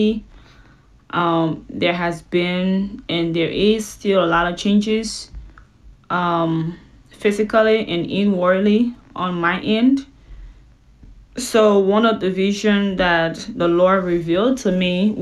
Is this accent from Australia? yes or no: no; Liberia; now in Houston, United States; I live in the U.S. In Houston, Texas. I'm from West Africa, Liberia